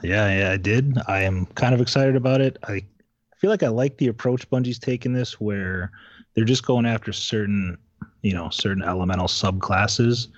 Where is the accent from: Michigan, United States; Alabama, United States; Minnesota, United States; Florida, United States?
Michigan, United States; I grew up in Michigan